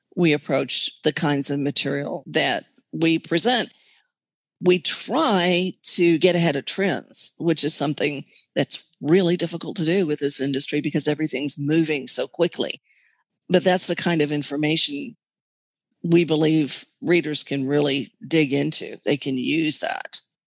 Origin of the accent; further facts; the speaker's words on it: Texas, United States; Being a Texan